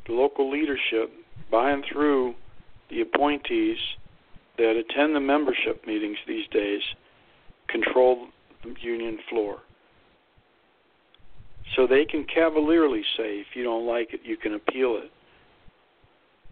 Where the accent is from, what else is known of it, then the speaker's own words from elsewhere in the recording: Youngstown, Ohio, United States; moved away as an adult; I grew up in Youngstown, Ohio. And while I was gone from the area in the early 80s